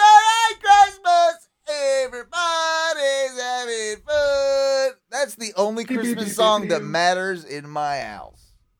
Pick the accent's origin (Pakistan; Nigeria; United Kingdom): United Kingdom; As a British person